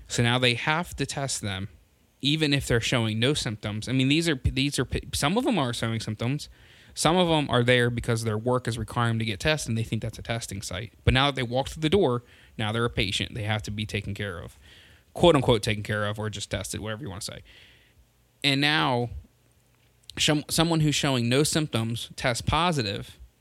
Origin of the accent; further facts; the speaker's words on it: Delaware, United States; my home state is Delaware